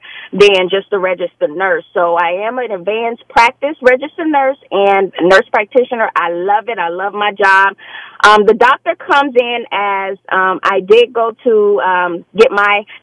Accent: Fort Lauderdale, Florida, United States; I am from Fort Lauderdale, Florida

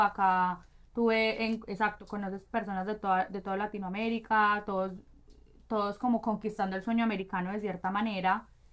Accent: Medellín, Antioquia, Colombia; moved away as an adult; also born or lived in London / Brazil; now in Miami, United States; nací crecí en Medellín estudié negocios internacionales en EAFIT

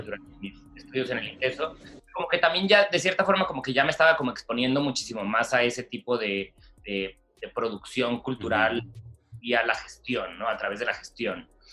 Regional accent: Mexicali, Baja California, Mexico; moved away as an adult; also born or lived in Guadalajara; soy de Mexicali, em, donde prácticamente crecí y estudié hasta el bachillerato

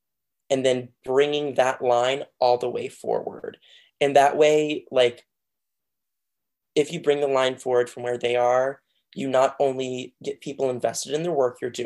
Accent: Outer Banks of North Carolina, United States; I'm from the Outer Banks of North Carolina

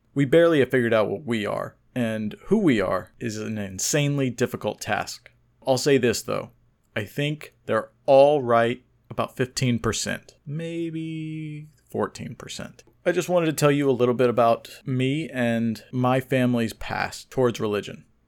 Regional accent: Oklahoma, United States; I was born in Oklahoma to Iranian immigrants

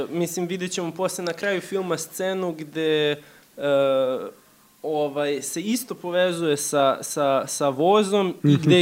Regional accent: Serbia; eto, mi smo Srbi, oni su Srbi, to su neki naši daleki preci

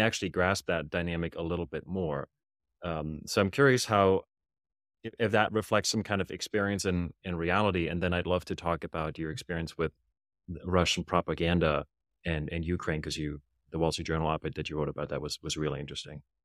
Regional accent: Germany; English is a second language; I grew up in Germany

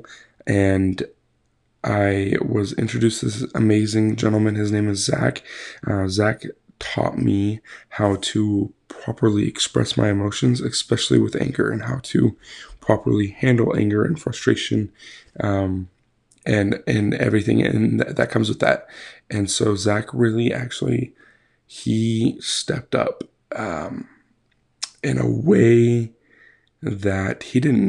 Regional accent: Idaho, United States; So I was born in Idaho, born and raised, lived there for 20 years.

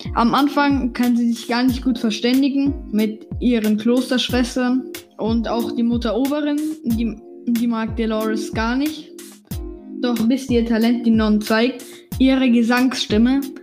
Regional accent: Germany; ich bin Deutsche.

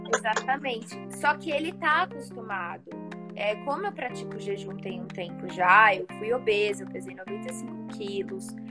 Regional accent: São Paulo, Brazil; Eu sou de São Paulo

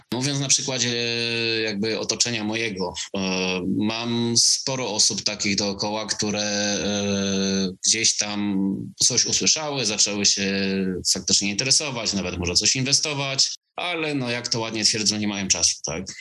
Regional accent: Silesian Voivodeship, Poland; also born or lived in England; jestem gdzieś tam ze Śląska

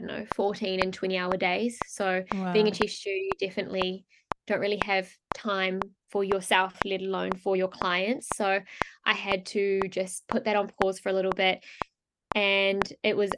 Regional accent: New Zealand; moved away as an adult; also born or lived in France; I grew up in New Zealand and I actually left when I was 18 and I moved over to France

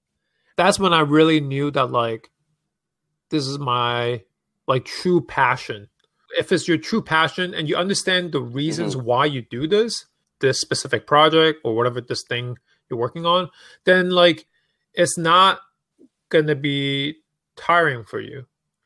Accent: Hong Kong; moved away; Like people don't really know that I'm from Hong Kong, I'm an immigrant, and I used to work in finance.

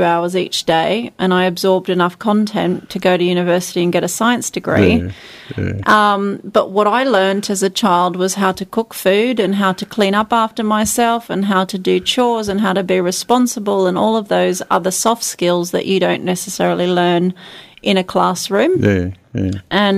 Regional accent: Charters Towers, Queensland, Australia; also born or lived in Townsville / Lismore, New South Wales; I grew up on a cattle station inland of northwest of Charters Towers on the Greenvale Road. I was born in Townsville and lived on a cattle station till I was 14

